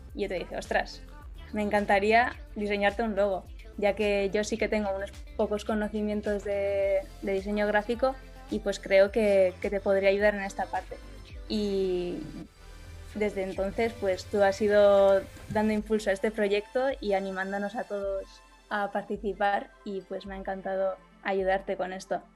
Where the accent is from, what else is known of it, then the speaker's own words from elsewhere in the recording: Basque Country, Spain; moved away as an adult; now in Barcelona, Spain; soy del País Vasco y por eso estudié allí